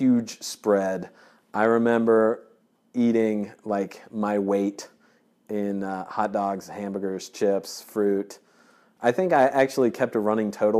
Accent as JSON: {"language": "English", "region": "Georgia", "country": "United States", "tie": "born or raised there", "said": "I grew up in Georgia"}